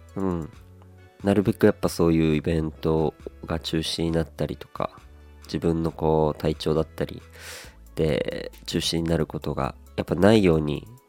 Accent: Aomori, Japan; now in Kanto, Japan; 僕はこう青森出身雪国出身でございまして

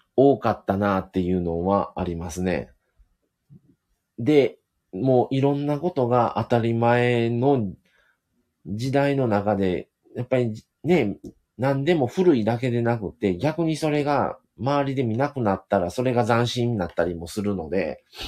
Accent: Hyogo, Japan; accent: Kansai; 奥様も僕も一応兵庫県出身

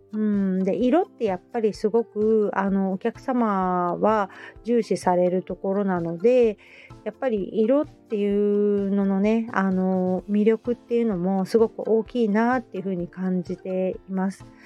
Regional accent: Hamamatsu, Shizuoka, Japan; now in Kita-Kamakura, Japan; 私の地元の浜松

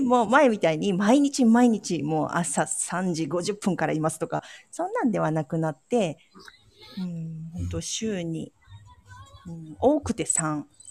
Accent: Ehime, Japan; born or raised there; now in Kochi, Japan

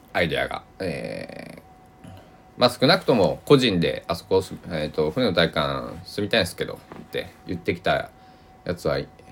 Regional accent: Kochi, Japan; now in Takamatsu, Japan; 地元高知だったり

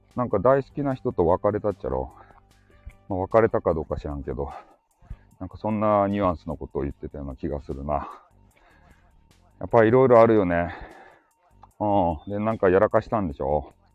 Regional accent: Hakata, Fukuoka, Japan; accent: Hakata dialect; 博多弁昔話クリエイターなんですよ

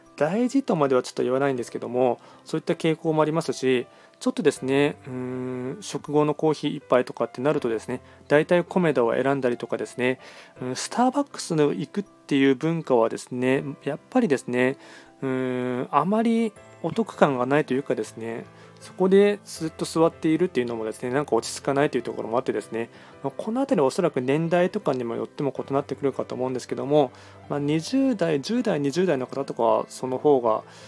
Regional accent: Nagoya, Aichi, Japan; also born or lived in Tokyo / Yokohama; 僕はずっと、なんていうの、まあ、愛知県生まれです。

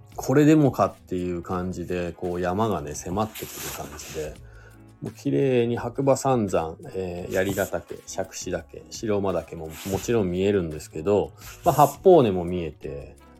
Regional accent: Shizuoka, Japan; moved away as an adult; now in Hakuba, Japan; 僕ね、もともと静岡県出身なんで

